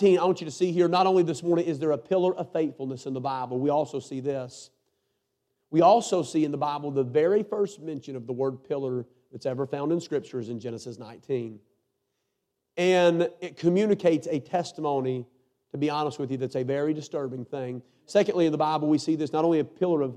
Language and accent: English; North Carolina, United States; I'm a preacher from North Carolina